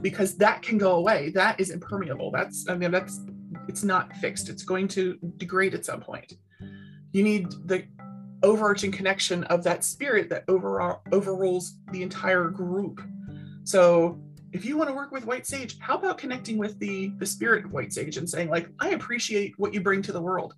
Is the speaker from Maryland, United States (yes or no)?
yes; Baltimore, Maryland, United States; I grew up in Baltimore City